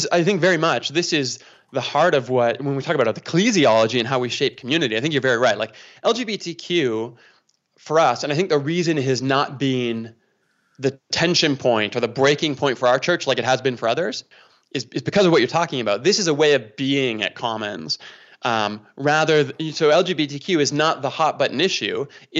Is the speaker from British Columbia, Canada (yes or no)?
no; Toronto, Ontario, Canada; now in Calgary, Canada; I'm from Toronto, right? So you got Calgary Flames fans here where I'm from, and you got Toronto Maple Leafs fans where I was from